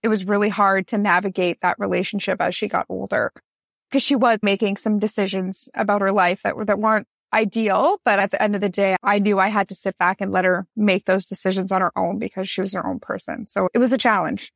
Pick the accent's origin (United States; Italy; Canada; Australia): Canada; Newmarket, Ontario; now in Niagara, Canada; I grew up in Newmarket, Ontario, Canada. I moved down to Niagara to actually go to school, and then I met my now husband, and I never went back home after